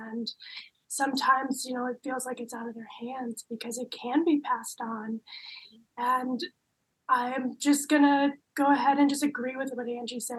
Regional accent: Clyde, North Carolina, United States; I go with she, her pronouns. I am from Clyde, North Carolina, and that is a little outside of Asheville.

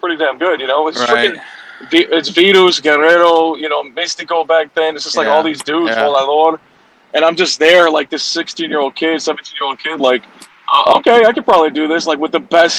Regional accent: Chicago, Illinois, United States; also born or lived in Mexico; I'm from Chicago, so it wasn't the greatest weather up here.

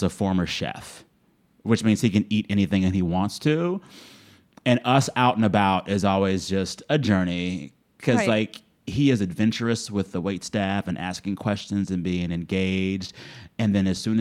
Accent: South Texas, United States; I was a kid growing up in South Texas

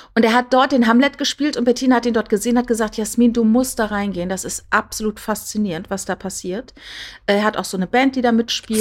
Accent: Püttlingen, Saarland, Germany; accent: Saarländisch; moved away; ich komme aus dem Saarland, ne, ich bin in, in Püttlinge geboren

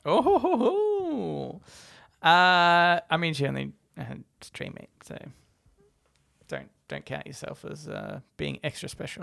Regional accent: Australia

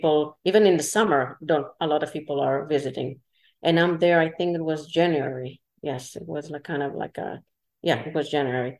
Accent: Israel; English is a second language; moved away; originally I'm from Israel

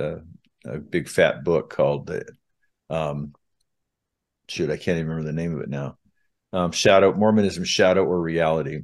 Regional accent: Southern California, United States; now in Utah, United States; I was born in Utah, but I was raised throughout the West, uh, mostly from third grade on in Southern California

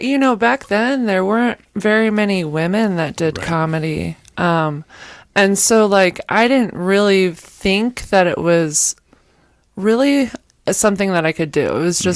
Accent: Kansas City, Missouri, United States; now in New Mexico, United States; I moved here from Kansas City, Missouri.

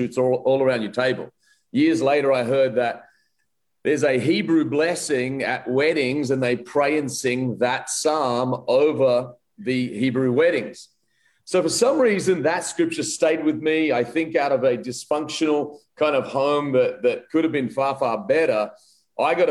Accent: Wollongong, New South Wales, Australia; also born or lived in Adelaide, Australia; now in Rutherford, United States; I'm actually born in Adelaide, Australia, and then grew up a lot of my life in Wollongong, Australia, now south of Sydney.

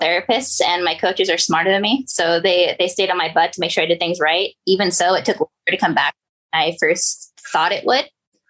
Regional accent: Pioneer, California, United States; I grew up in a small town called Pioneer. It's in Northern California.

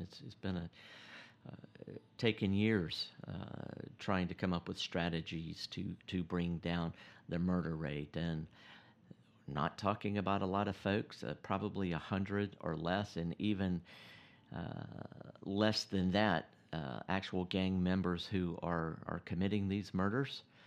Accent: United States; I'm an American

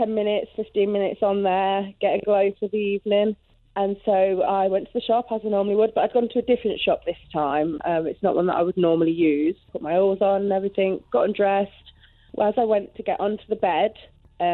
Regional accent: Loughborough, East Midlands, United Kingdom; I'm from Loughborough, but I have an accent that nobody can ever place. I think it's like a mishmash of accents.

